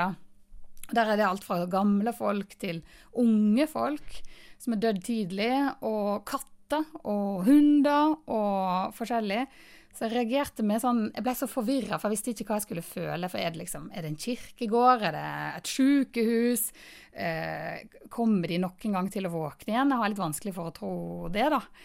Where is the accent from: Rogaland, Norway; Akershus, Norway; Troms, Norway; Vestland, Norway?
Vestland, Norway; Florø; Jeg er mm, fra Florø